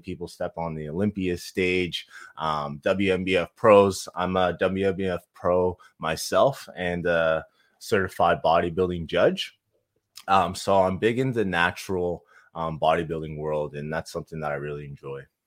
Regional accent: Halifax, Nova Scotia, Canada; moved away as an adult; now in Kelowna, Canada; so I'm originally from Halifax. We moved to, uh, Kelowna, B C, so pretty much the East Coast to the West Coast

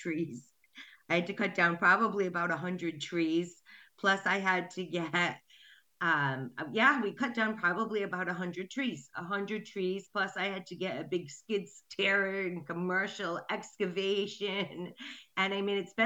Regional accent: Coventry, Rhode Island, United States; I'm from Rhode Island, Coventry, to be exact.

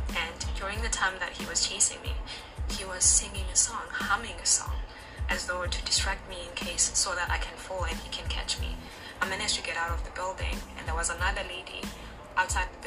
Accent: South Africa; now in Shanghai, China; I'm from South Africa. I'm currently based in Shanghai, China, and I work as a kindergarten teacher.

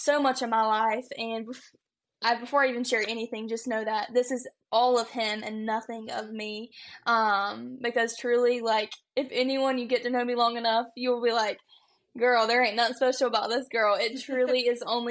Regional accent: Conway, South Carolina, United States; I am from Conway, South Carolina, so a small town right outside of Myrtle Beach

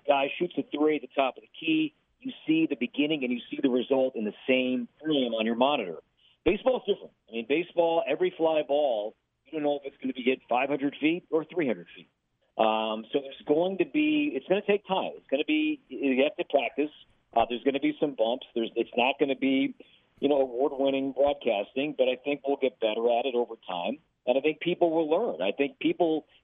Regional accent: Chicago, Illinois, United States; also born or lived in Minneapolis West Metro; now in Minneapolis, United States; I'm from Chicago.

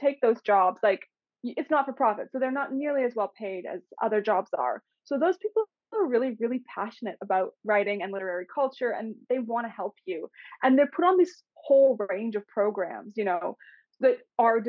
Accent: Winnipeg, Manitoba, Canada; moved away as an adult; now in Australia; Winnipeg, Canada, which is the city that I'm originally from

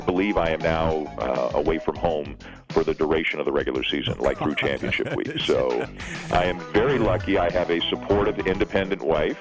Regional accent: Canada; I've always lived in Canada

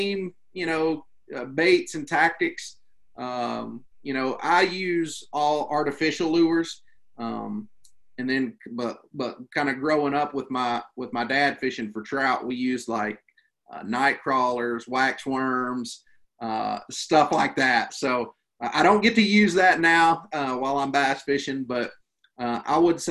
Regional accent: Western North Carolina, United States; I grew up here in Western North Carolina

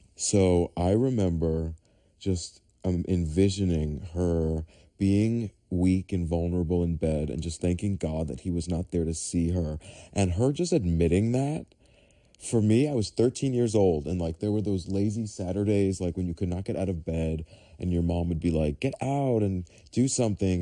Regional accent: New York City, New York, United States; I grew up in New York City, in Staten Island

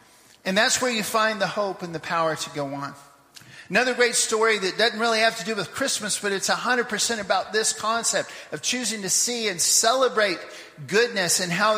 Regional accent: Papua New Guinea; moved away; But I had this one when I was growing up in Papua New Guinea, like 40 years ago.

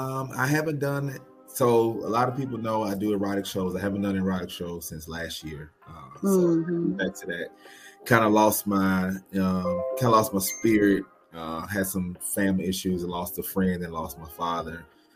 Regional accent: Nashville, Tennessee, United States; moved away as an adult; now in Durham, United States; I'm from Nashville, Tennessee, born and raised. I am now in Durham, North Carolina. I moved here 2006, December 27th, 2006.

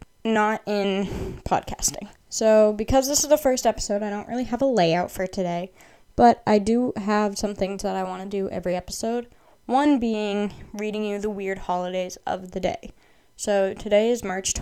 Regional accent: Massachusetts, United States; I'm from Massachusetts in the United States

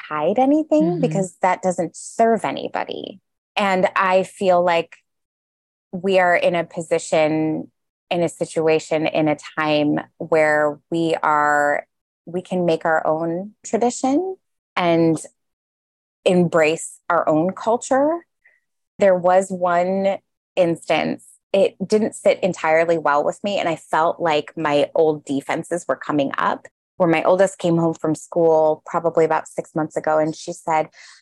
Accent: Chicago, Illinois, United States; born or raised there

